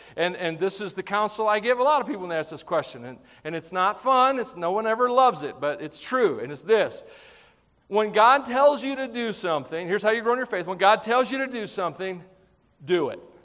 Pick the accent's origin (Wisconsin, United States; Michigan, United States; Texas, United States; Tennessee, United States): Tennessee, United States; I'm from Tennessee.